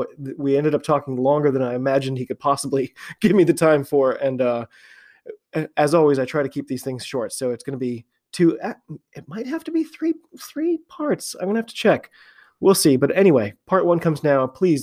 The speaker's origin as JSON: {"language": "English", "country": "United States", "said": "I'm an American rugby fan"}